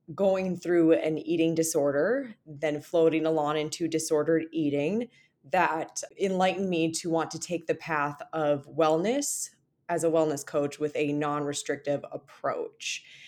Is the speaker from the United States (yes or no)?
yes; Minnesota, United States; when you're a Minnesotan